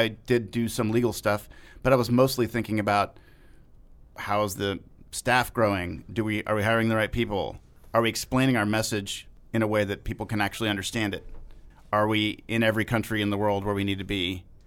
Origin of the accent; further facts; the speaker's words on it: Austin, Texas, United States; moved away as an adult; also born or lived in Cambridge, Massachusetts / Miami, Florida; I grew up in Austin, Texas, by and large.